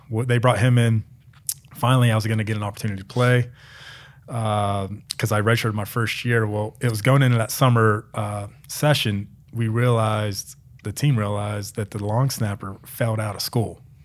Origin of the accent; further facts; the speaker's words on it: Pennsylvania, United States; moved away as an adult; also born or lived in Maryland; now in Arizona, United States; I grew up in Pennsylvania